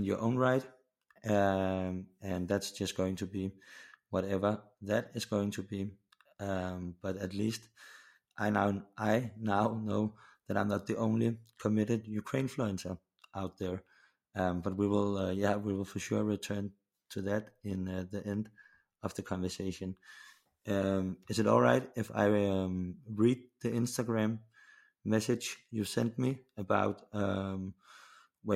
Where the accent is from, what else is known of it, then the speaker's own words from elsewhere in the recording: Copenhagen, Capital Region of Denmark, Denmark; I'm from Copenhagen in Denmark